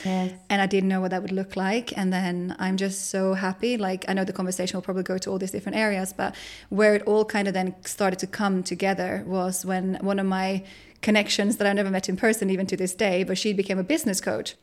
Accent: Finland; moved away as an adult; my hometown

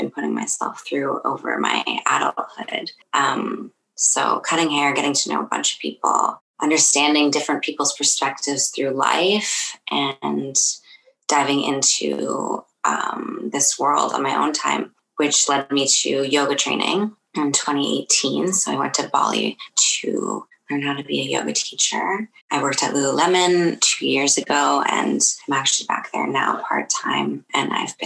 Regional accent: Kingston, Ontario, Canada; also born or lived in Toronto; I grew up in Kingston. I was born in Toronto

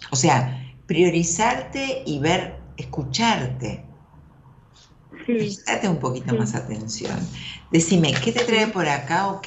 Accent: Tucumán, Argentina; De Tucumán.

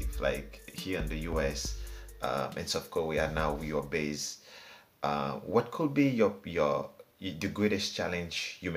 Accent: Haiti; I was born in Haiti. I was born the same year a dictature ended in Haiti.

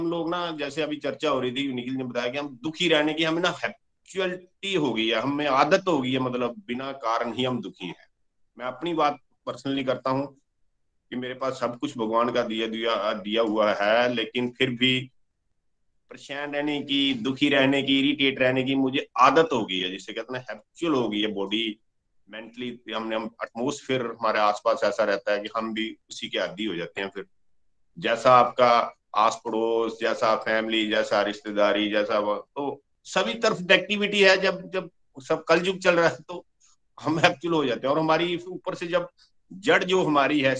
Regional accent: Pathankot, Punjab, India; पठानकोट जुग्याल के पास एक गांव खाना है वहां का रहने वाला हूँ

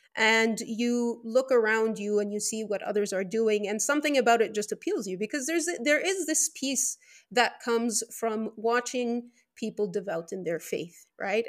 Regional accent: Venezuela; first language Spanish; English is a second language; also born or lived in Lebanon; I was born in Venezuela, South America

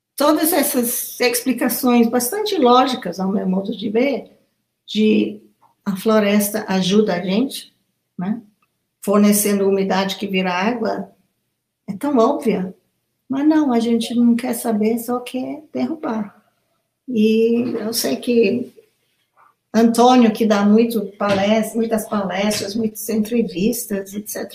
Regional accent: Kenya; Portuguese is a second language; now in Brazil; desde a minha infância no Quênia

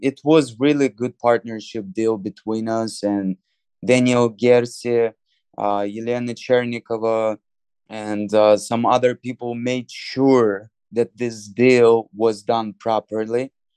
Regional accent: Moldova; moved away; my home country, Moldova

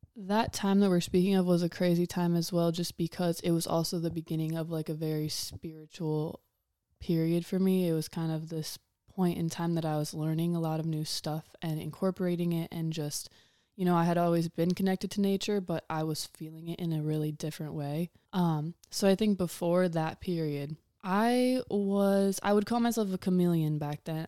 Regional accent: Huron, Ohio, United States; I was raised in Huron, Ohio

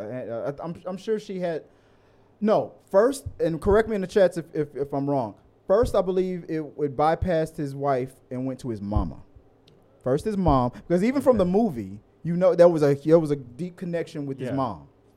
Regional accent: Houston, Texas, United States; We're from Houston

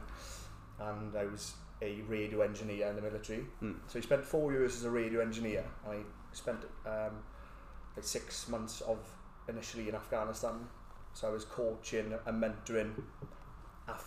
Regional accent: Port Talbot, Wales, United Kingdom; I'm from Port Talbot.

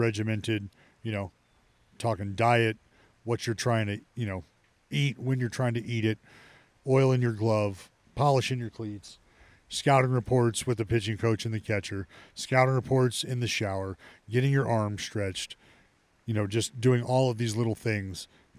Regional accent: Stockton, California, United States; I'm from Stockton

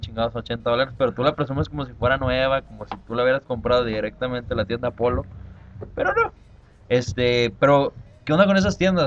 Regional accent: Mexico; yo soy mexicano

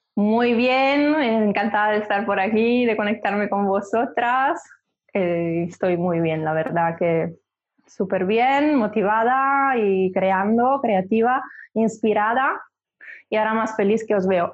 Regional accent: Milan, Lombardy, Italy; Spanish is a second language; moved away; Soy de Milán, soy italiana, empecé allí, me formé

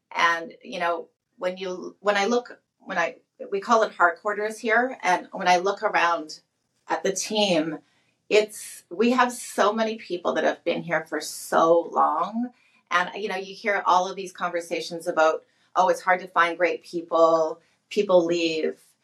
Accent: St. Albert, Alberta, Canada; I was born and raised in St. Albert, Alberta. So I'm a Alberta girl

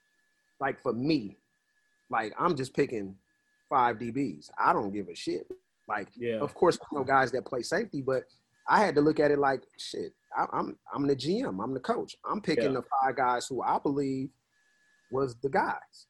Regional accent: Oakland, California, United States; I'm from Oakland

